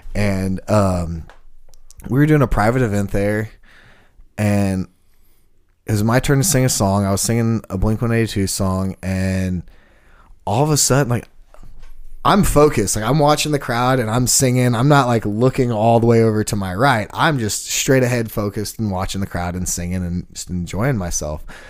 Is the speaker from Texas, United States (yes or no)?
yes; Sugar Land, Texas, United States; also born or lived in Kingston Springs, Tennessee; now in Nashville, United States; growing up in Houston